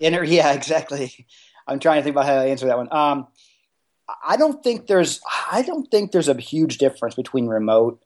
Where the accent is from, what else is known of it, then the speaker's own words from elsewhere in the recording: Indianapolis, Indiana, United States; I'm from Indianapolis, but right here in the Midwest